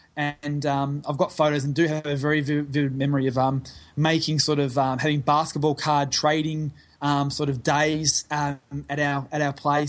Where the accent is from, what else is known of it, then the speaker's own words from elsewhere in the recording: Bacchus Marsh, Victoria, Australia; Born and raised in Melbourne, yep. A place called Bacchus Marsh, which is sort of, I guess, on the outskirts of the city limits almost. You'd probably call it a bit country. So, and then, born and raised in Victoria.